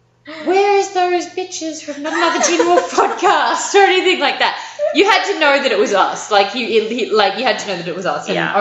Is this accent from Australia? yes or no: yes; Australia; I'm Australian